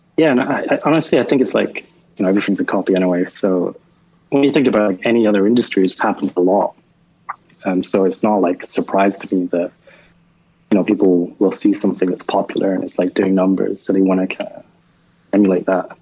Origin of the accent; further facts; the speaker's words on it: Edinburgh, Scotland, United Kingdom; moved away as an adult; I grew up in Edinburgh, and I, like I, I, really didn't travel a lot until I was like 25